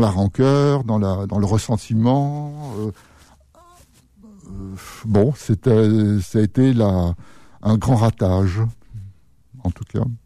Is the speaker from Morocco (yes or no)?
no; France; je suis français